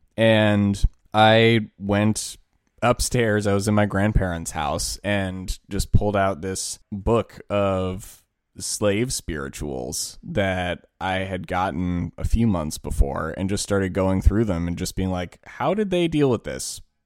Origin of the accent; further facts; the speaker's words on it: Washington, District of Columbia, United States; we grew up in Washington, D C.